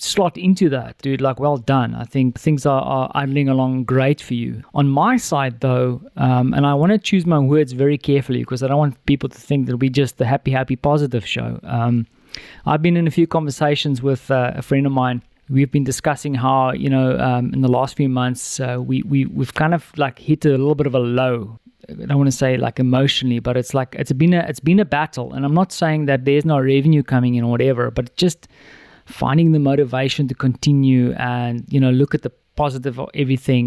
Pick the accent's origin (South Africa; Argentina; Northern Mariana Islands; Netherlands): South Africa; now in Warsaw, Poland; when I was a kid in South Africa, my mom used to give me zoete drop or salt drop